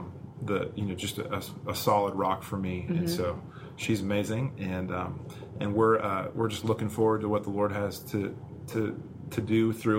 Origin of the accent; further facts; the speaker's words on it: Colorado Springs, Colorado, United States; moved away as an adult; also born or lived in Los Angeles, California; now in Birmingham, United States; I'm not from Birmingham, Alabama originally. I'm actually from Southern California. So I have gradually moved east over my life. Was born in LA, but then when my family moved to Colorado Springs in the early 90s